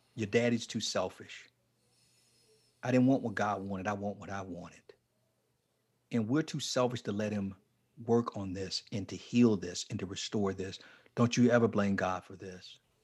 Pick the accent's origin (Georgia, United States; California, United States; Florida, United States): Florida, United States; Fort Lauderdale; moved away; I was down in um in um Fort Lauderdale, near my hometown, Fort Lauderdale